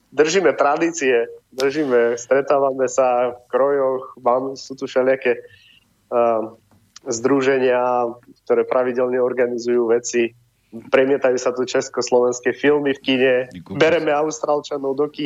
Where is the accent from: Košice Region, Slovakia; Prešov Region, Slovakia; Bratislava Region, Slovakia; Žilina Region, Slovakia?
Žilina Region, Slovakia; Kysuce; moved away; ja som pôvodne z Kisúc z tých Bystric, blízko Oravy, Nová